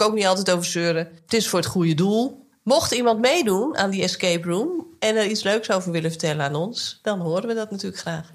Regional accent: Nijkerk, Gelderland, Netherlands; now in Kollum, Netherlands; ik woon natuurlijk nu in Kolm in Friesland. Ja, ik ben gewoon opgegroeid met uh, eh, ABN. Toen ik jong was, kende ik niet heel veel mensen die echt plat Nijkerks praten.

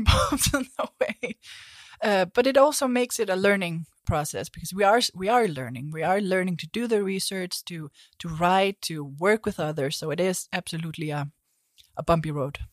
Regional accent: Iceland; moved away; I come from Iceland

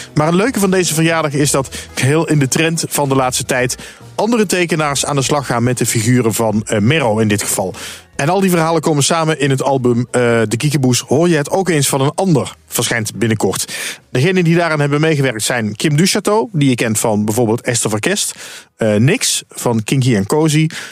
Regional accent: Dutch Limburg, Netherlands; ik ben zelf ook een Limburger, maar dan van Nederlands Limburg

